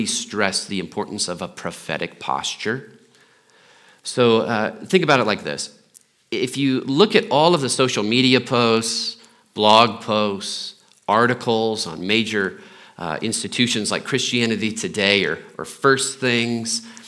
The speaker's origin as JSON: {"language": "English", "town": "Muncie", "region": "Indiana", "country": "United States", "tie": "born or raised there", "moved": "yes", "lives_now": "Littleton, United States", "said": "I'm from Indiana"}